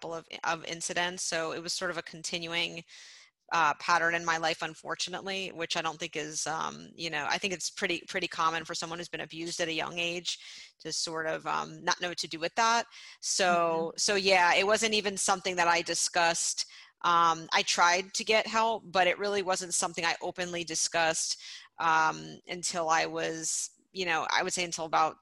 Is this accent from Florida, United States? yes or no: yes; Miami, Florida, United States; being a Jewish girl growing up in Miami